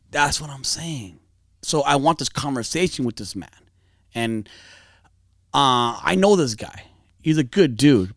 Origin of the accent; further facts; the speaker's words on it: Fontana, California, United States; I grew up in Fontana, Inland Empire, San Bernardino County